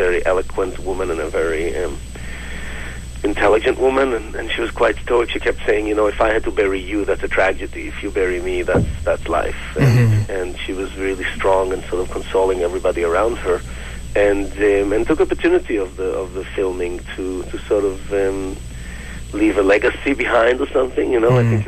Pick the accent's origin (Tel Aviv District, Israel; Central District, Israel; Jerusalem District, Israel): Jerusalem District, Israel; Jerusalem; now in Vancouver, Canada; So I immigrated to Canada from Jerusalem in 1999, and I went to film school here, to Vancouver Film School, for a year. And shortly after I finished film school, I got a phone call from Israel that my mother has terminal cancer.